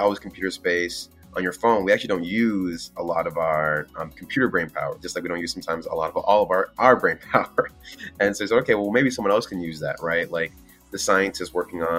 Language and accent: English; Miami, Florida, United States; moved away as an adult; I'm from Miami, born and raised in Miami. Shout out to 305